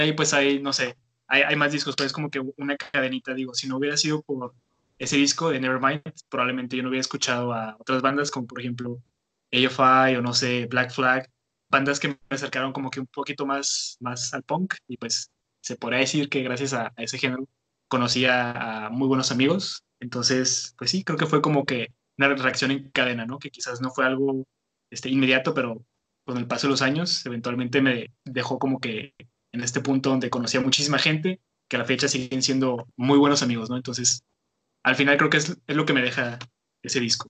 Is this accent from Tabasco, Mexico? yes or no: no; Tijuana, Baja California, Mexico; moved away as an adult; now in Monterrey, Mexico; yo soy originario de Tijuana, Entonces tengo aquí en Monterrey apenas como siete años